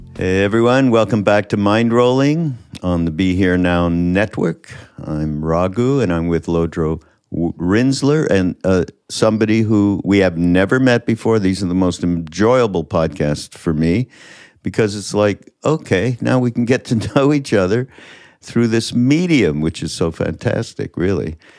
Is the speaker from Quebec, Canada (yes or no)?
yes; Montreal, Quebec, Canada; I'm from Montreal, and my father had this farm right on the edge of Quebec Vermont border